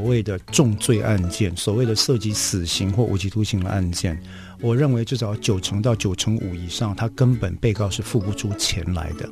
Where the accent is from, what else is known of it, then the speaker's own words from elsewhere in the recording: Taiwan; 我们台湾人以前，至少在我小的时候吧